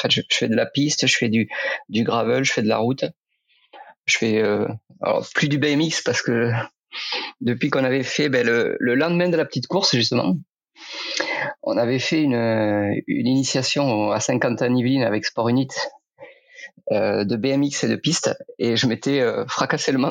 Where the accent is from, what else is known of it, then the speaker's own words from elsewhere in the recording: Occitania, France; j'avais fait un peu de vélo quand j'étais gamin en Aveyron, chez moi.